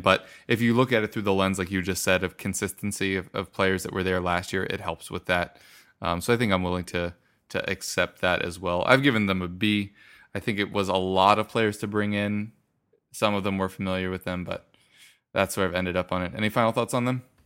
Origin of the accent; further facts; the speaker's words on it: United States; being American